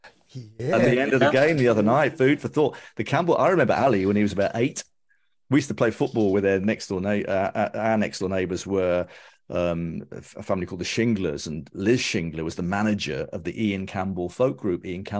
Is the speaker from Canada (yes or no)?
no; Birmingham, West Midlands, United Kingdom; moved away; also born or lived in Wales; I grew up King's Heath. Born in Howard Road.